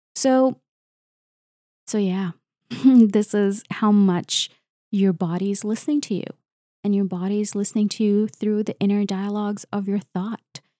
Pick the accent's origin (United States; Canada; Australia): Canada; I'm a Canadian researcher and engineer